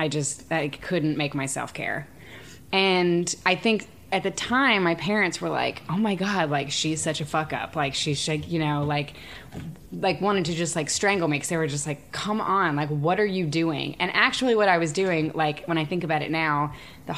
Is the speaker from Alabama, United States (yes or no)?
yes; Alabama, United States; we come from Alabama